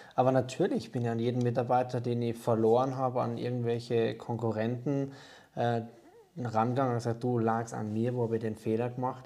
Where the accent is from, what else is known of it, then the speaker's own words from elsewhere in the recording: Austria; now in Germany; ursprünglich bin ich ja Österreicher, wird man wahrscheinlich schwer ähm, oder unschwer hören können